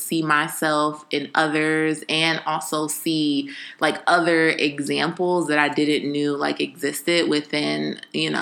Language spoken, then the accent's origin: English; Compton, California, United States; I am from Compton, California